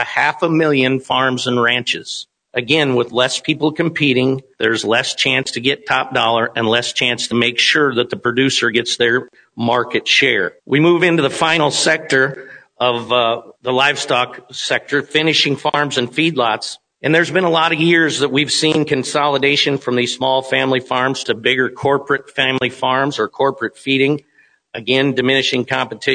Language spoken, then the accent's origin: English; Kimball, South Dakota, United States; Where I grew up in Kimball, there were 11 sale barns in a 100-mile radius of me in 1991.